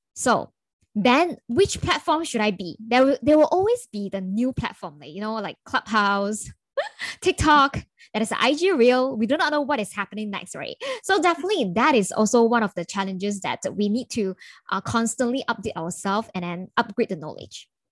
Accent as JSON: {"language": "English", "region": "Kuala Lumpur", "country": "Malaysia", "said": "I'm from Kuala Lumpur"}